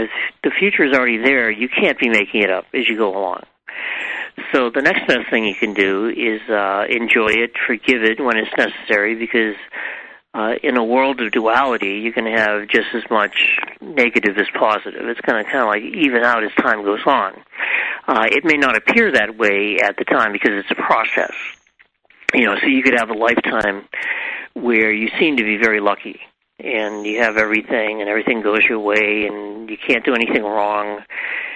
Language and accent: English; New England, United States; I grew up in New England